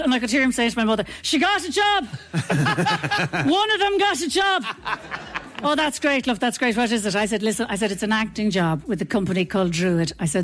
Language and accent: English; Ireland; we're Irish, Dad. This is where we live